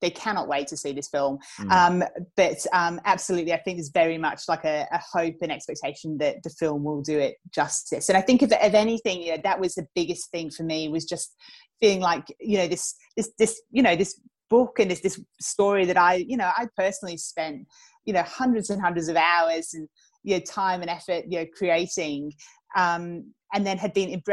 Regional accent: England, United Kingdom; accent: slight English lilt; moved away as an adult; also born or lived in Geelong, Australia; now in Australia; So I was born in England. Then I lived in Australia for a few years when I was a child. And then I moved back to England with my family for my teenage and university years

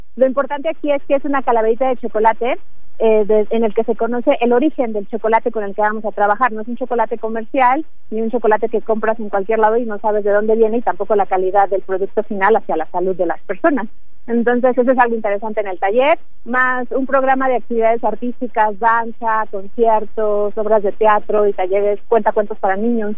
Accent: Mexico; para nosotros como mexicanos

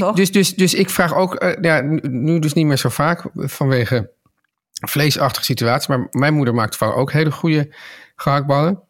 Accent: Amsterdam, North Holland, Netherlands; ik opgroeide in Amsterdam

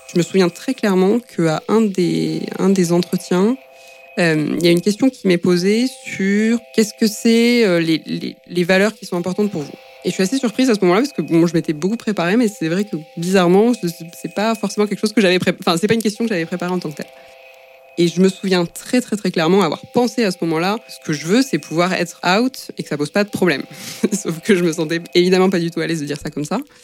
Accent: Albi, Occitania, France; moved away as an adult; also born or lived in Toulouse; now in Paris, France; Je viens d'Albi, qui est euh, une ville de 60 000 habitants à peu près à côté de Toulouse dans le sud-ouest

